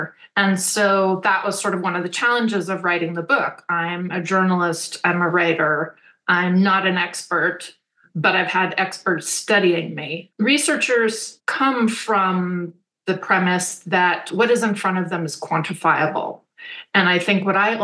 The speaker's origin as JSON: {"language": "English", "town": "Berkeley", "region": "California", "country": "United States", "tie": "born or raised there", "said": "I grew up in Berkeley."}